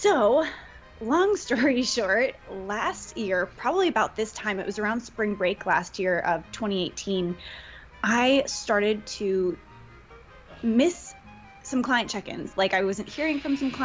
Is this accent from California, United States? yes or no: no; Shreveport, Louisiana, United States; I am from Northwest Louisiana, so the Shreveport-Bossier City area of Louisiana